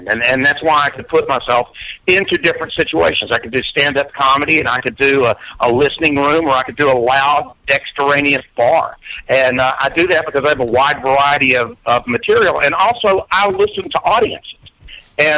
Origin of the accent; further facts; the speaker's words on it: Birmingham, Alabama, United States; growing up in Birmingham in the Southern Rock era